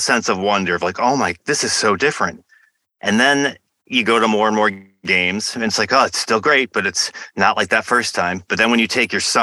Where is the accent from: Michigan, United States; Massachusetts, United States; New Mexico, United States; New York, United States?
Michigan, United States; I went to some sports camps growing up in Michigan